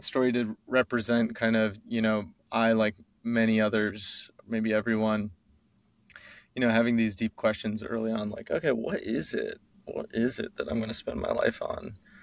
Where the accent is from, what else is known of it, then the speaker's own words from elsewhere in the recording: Chicago, Illinois, United States; I was born in Rush Hospital in Chicago, Illinois